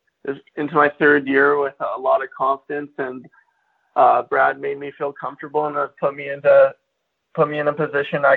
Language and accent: English; Kelowna, British Columbia, Canada; I was born in Kelowna, BC, and I've lived here for the past 18 years